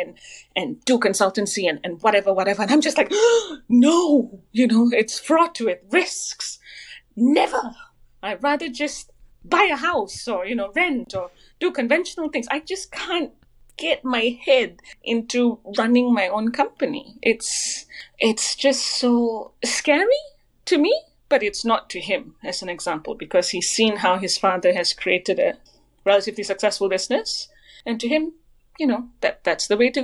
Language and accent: English; Malaysia; moved away; I'm Malaysian originally